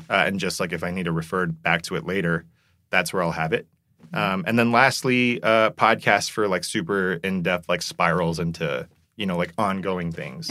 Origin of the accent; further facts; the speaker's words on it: South Korea; moved away; I'm someone who grew up in Korea